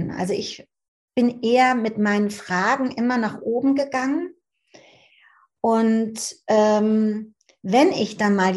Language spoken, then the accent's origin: German; Frankfurt, Hesse, Germany; Also ich bin in Frankfurt aufgewachsen.